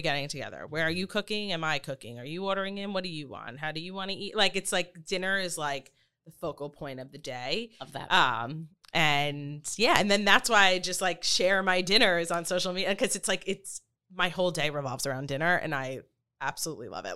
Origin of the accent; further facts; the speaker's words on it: Long Island, New York, United States; moved away as an adult; now in Florida, United States; I grew up on Long Island, um, moved to the city for high school